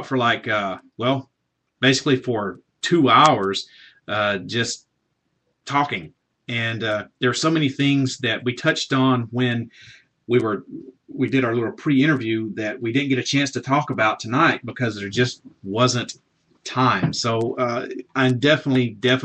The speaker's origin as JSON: {"language": "English", "region": "Southern", "country": "United States", "accent": "Southern", "said": "I may not be able to pronounce a lot of things correctly because of my, I guess, my Southern accent"}